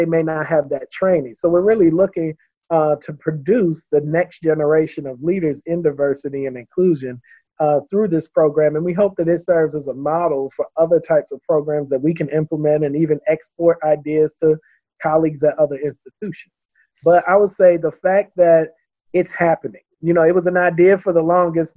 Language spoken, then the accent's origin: English; Baltimore, Maryland, United States; moved away; growing up in Baltimore really did shape me